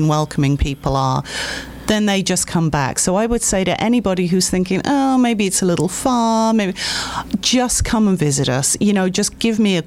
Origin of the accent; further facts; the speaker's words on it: near Birmingham, West Midlands, United Kingdom; moved away as an adult; now in Waterbury, United States; I'm actually from Birmingham, near Birmingham in the UK